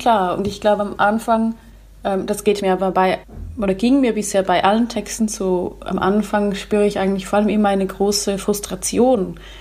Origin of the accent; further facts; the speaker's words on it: Switzerland; ich als Schweizerin oder als Europäerin